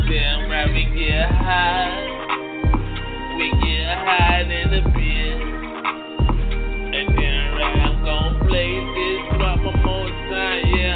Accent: Florida, United States; Death Row, my nigga, I'm from Palm Beach County, nigga.

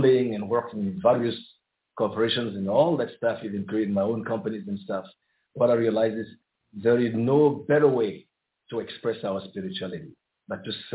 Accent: Côte d’Ivoire; I was born in the Ivory Coast and in a very, very spiritual family. I grew up surrounded by great mystics

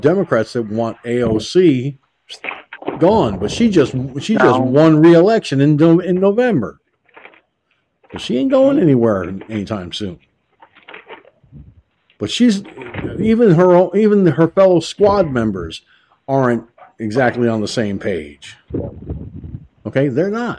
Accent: Peekskill, New York, United States; moved away; I lived in a town called Peekskill, New York, better part of my entire life. Okay? That's my hometown

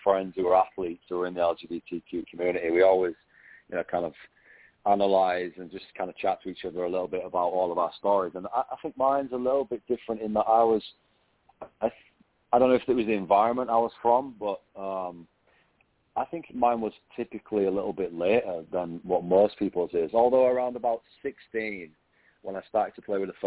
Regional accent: England, United Kingdom; moved away as an adult; now in Singapore; I grew up in England

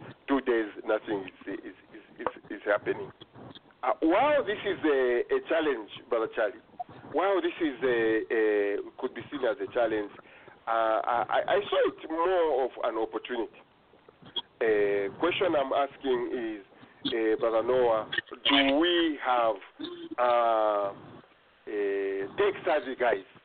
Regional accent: Kasemba, Zambia; now in Okotoks, Canada; I come from Kasemba.

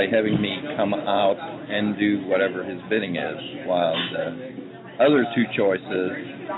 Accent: Houston, Texas, United States; also born or lived in Israel; now in Dallas, United States; I live here in Dallas. I was born in Israel and grew up in Houston.

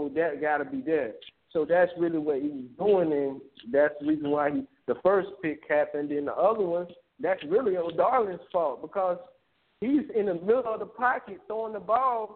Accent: Tallahassee, Florida, United States; I'm from Tallahassee

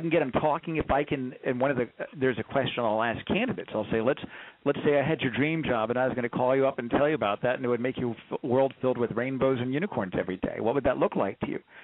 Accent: Corpus Christi, Texas, United States; I grew up down in uh, Corpus Christi

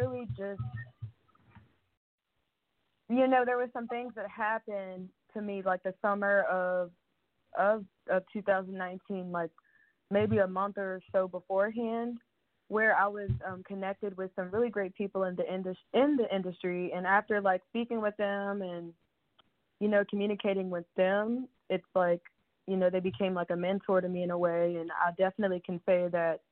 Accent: Rocky Mount, Virginia, United States; I'm originally from Rocky Mount, Virginia, a very small country town.

